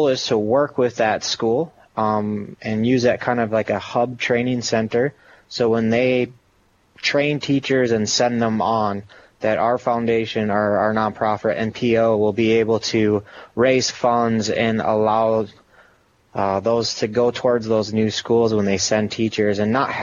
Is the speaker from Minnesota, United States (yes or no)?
yes; Rochester, Minnesota, United States; I was born and raised in Rochester, Minnesota